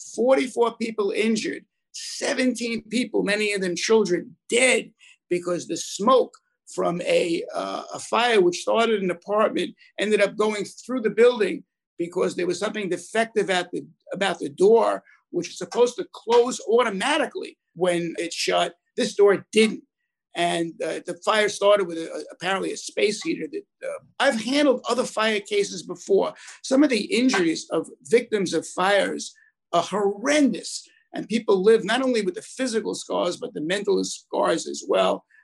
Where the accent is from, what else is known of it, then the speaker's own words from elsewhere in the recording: New York City, New York, United States; also born or lived in Brooklyn, New York / Monsey, Rockland County, New York; They then moved up from the tenement to the housing projects, Ravenswood in Long Island City, Queens.